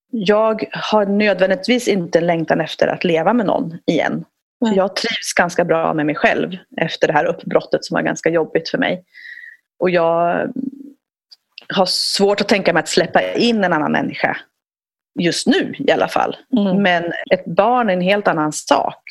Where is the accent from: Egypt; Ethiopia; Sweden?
Ethiopia; moved away; jag är född i Etiopien.